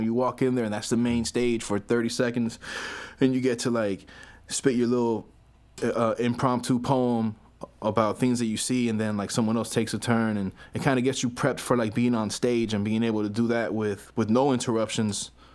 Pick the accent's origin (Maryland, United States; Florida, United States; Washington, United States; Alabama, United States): Florida, United States; Miami; I'm not from New York. I'm from Florida. I'm from Miami, Florida.